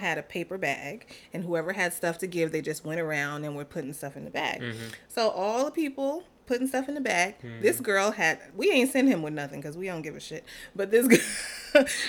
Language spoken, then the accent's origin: English; New York, United States; as a New Yorker